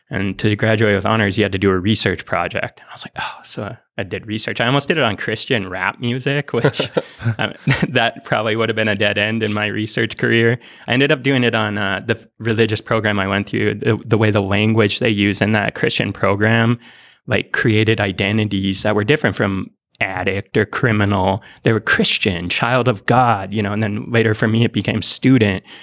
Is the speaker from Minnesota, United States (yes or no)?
yes; Iron Range, northern Minnesota, United States; moved away; I was born on the Iron Range in northern Minnesota.